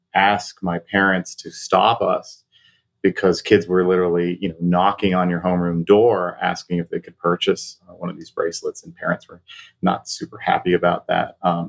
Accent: Taiwan; And mind you, this is in the late 80s, early 90s in Taiwan, where I grew up, actually.

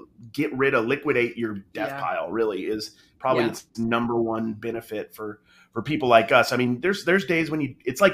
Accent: Utah, United States; I grew up in Utah Mormon

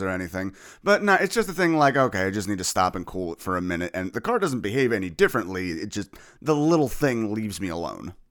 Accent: New Jersey, United States; moved away as an adult; now in Philadelphia, United States; I'm originally from New Jersey

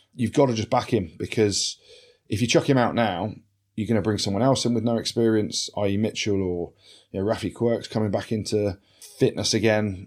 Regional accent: England, United Kingdom; I'm English

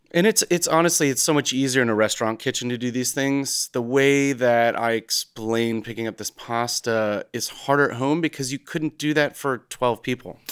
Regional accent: United States; growing up as an American

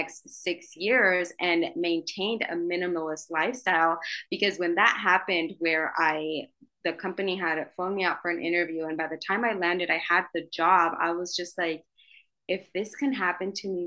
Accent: Idaho, United States; moved away as an adult; also born or lived in New York City; I'm from Idaho.

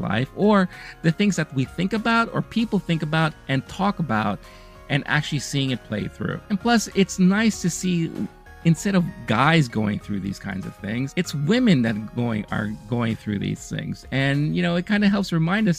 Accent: New York, United States; I grew up in America. I grew up here in New York.

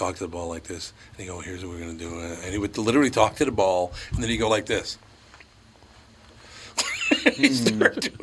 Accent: Minneapolis, Minnesota, United States; I grew up in North Minneapolis on Plymouth Avenue

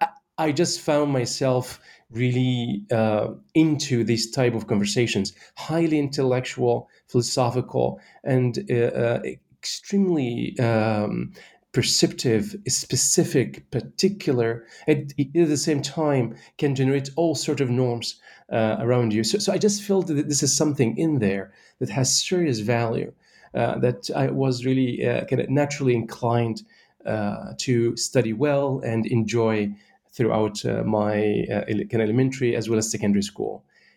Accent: Shubrakhit, Beheira, Egypt; I grew up in Egypt, in the West Nile Delta, in a small town called Shubrakhit.

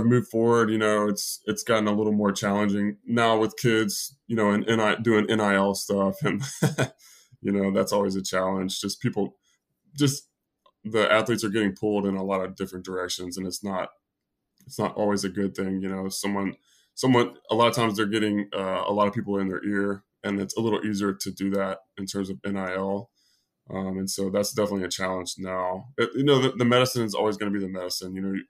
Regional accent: Tennessee, United States; So I grew up in Tennessee.

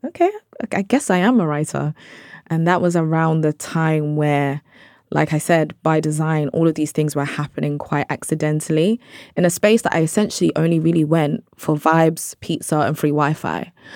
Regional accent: London, United Kingdom; I'm British Nigerian, I'm from South London.

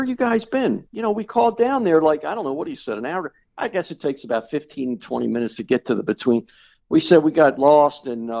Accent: Baltimore, Maryland, United States; I'm from Baltimore. I don't think I live that far from you.

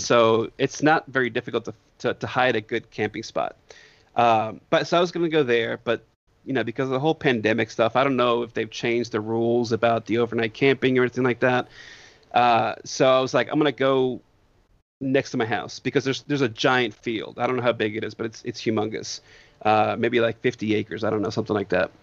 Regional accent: Northeast, United States; moved away; I grew up in the Northeast

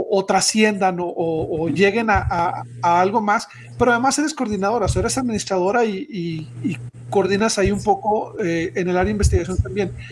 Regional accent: Chihuahua, Mexico; now in Ciudad Juárez, Mexico; yo me fui de Chihuahua a Juárez, de ahí salí a la misión y ahí regresé.

